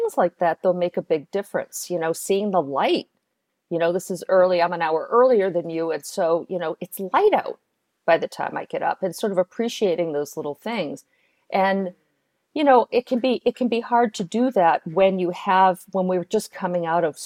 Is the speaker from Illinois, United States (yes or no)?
no; New York, United States; now in Chicago, United States; I'm from New York and now I'm in Chicago